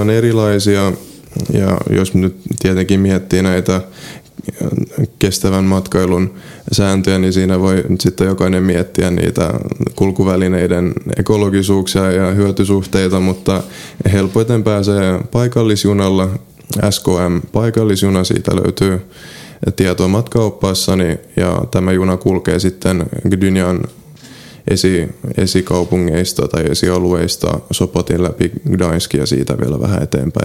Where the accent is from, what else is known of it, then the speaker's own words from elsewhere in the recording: Seinäjoki, South Ostrobothnia, Finland; first language Polish; moved away as an adult; now in Gdańsk, Poland; itse olen syntynyt Seinäjoella, Pohjois, no ei nyt ihan Pohjois-Pohjanmaalla, mutta Etelä-Pohjanmaalla. Kävin Suomessa koulun